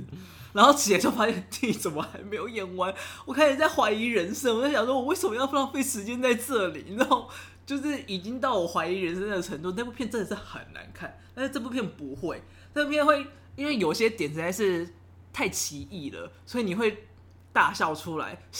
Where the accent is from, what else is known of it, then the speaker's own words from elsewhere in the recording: Taiwan; 是，只是因为你知道，就身为台湾人，对，太熟悉了。